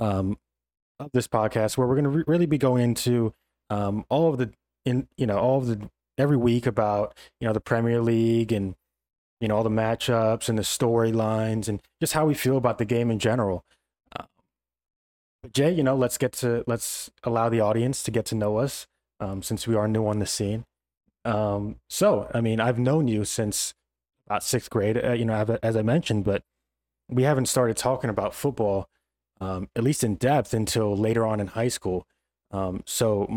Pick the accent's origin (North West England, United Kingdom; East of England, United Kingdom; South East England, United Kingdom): South East England, United Kingdom; Oxford; I was born in Oxford